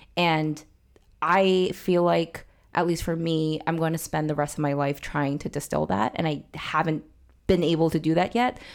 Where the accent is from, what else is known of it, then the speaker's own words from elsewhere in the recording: New York, United States; where I grew up in New York, it was super mixed